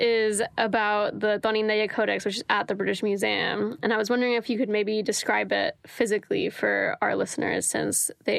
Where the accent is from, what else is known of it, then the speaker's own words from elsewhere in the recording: San Juan, Puerto Rico; I'm from San Juan, Puerto Rico.